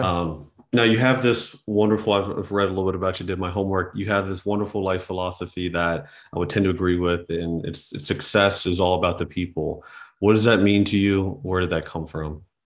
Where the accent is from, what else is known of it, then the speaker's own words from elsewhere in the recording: West Virginia, United States; growing up in West Virginia that was shoveling snow, cutting grass